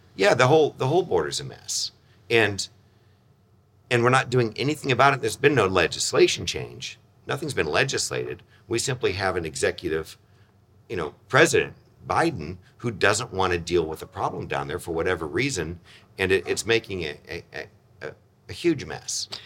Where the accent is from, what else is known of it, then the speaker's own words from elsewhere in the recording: Chula Vista, California, United States; moved away as an adult; also born or lived in Modesto, California; I grew up in San Diego, Chula Vista area, came back to Modesto, having been born here, but not grown up